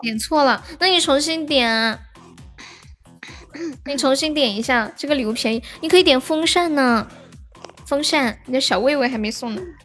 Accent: Nanchong, Sichuan, China; accent: Nanchong; 重庆那个口音比我们南充的口音听起来就是要高档一点

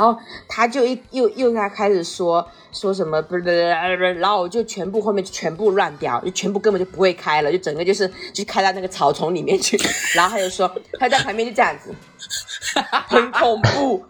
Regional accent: Fujian, China; 跟我们福建人这么像

